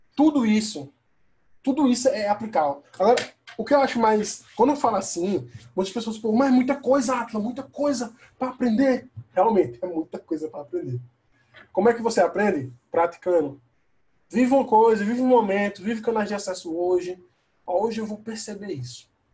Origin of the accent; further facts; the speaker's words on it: Caruaru, Pernambuco, Brazil; eu sou do Caruaru, interior né, de, da capital do Recife, duas horas de viagem